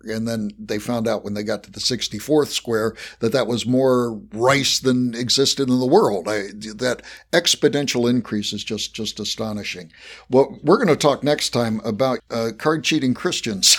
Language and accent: English; West Virginia, United States; accent: Appalachian; moved away; I was, I was born in West Virginia, so I have mastered an Appalachian accent.